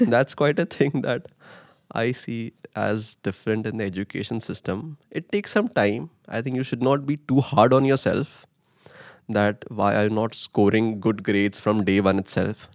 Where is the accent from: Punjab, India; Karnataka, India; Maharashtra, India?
Maharashtra, India; Mumbai; moved away as an adult; now in Netherlands; I come from Mumbai, India